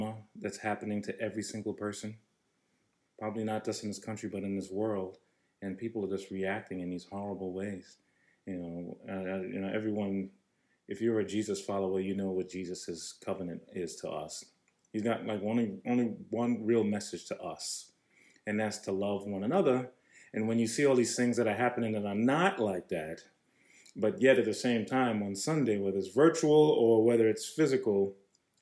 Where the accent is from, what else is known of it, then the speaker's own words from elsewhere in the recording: New York, United States; from New York